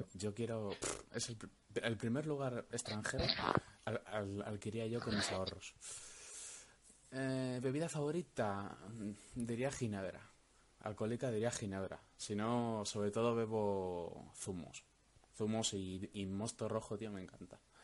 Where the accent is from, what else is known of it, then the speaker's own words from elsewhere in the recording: Valladolid, Castile and León, Spain; soy de Valladolid.